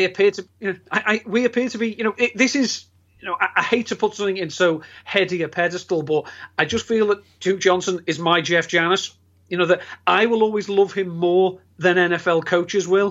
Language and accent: English; England, United Kingdom; being English